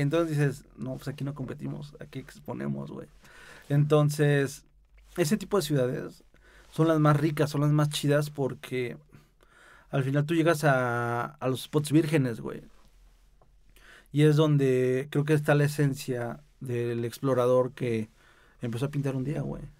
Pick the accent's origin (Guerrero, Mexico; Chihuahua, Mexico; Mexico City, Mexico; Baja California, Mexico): Mexico City, Mexico; soy chilango